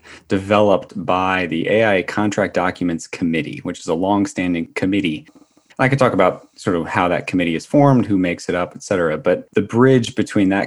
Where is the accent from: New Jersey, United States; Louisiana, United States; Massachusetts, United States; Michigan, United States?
New Jersey, United States; Atlantic City; moved away as an adult; also born or lived in upstate New York / Washington, District of Columbia, United States; I was born and raised in Atlantic City, New Jersey